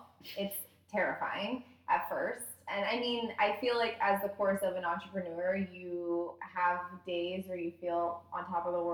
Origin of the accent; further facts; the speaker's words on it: Boulder, Colorado, United States; also born or lived in San Francisco; now in San Diego, United States; I was raised in Boulder and then moved to San Francisco and now I live here